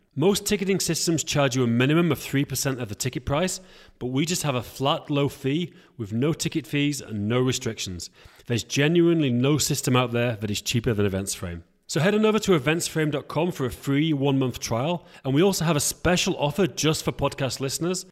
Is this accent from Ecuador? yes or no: no; England, United Kingdom; I'm from England